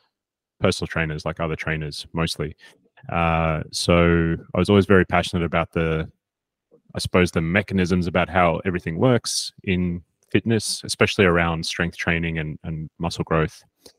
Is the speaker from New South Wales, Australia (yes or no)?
yes; Sydney, New South Wales, Australia; moved away as an adult; also born or lived in South Africa; now in Sweden; I was born in South Africa, but I grew up in Sydney, and I took up personal training there when I was 18 or so